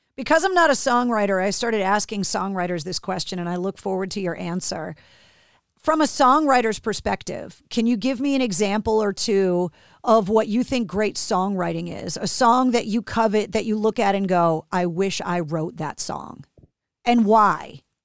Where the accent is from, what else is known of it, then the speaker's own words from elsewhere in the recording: Boston, Massachusetts, United States; being born and raised in Boston